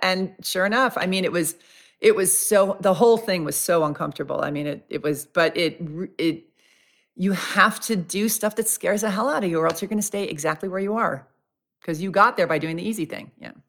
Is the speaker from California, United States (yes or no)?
no; New York, United States; I'm from New York.